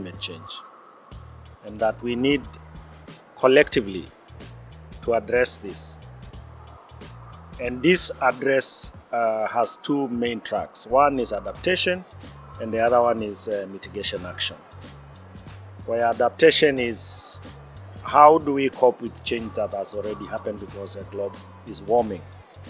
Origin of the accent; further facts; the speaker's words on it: Maasai community, southern Kenya, Kenya; I am from Maasai, pastoral indigenous community based in southern Kenya.